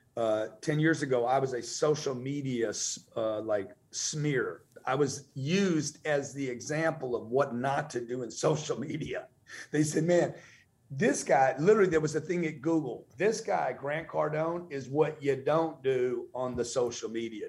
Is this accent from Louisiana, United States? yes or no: yes; Lake Charles, Louisiana, United States; also born or lived in Los Angeles, California; now in Miami, United States; I grew up in Lake Charles, Louisiana.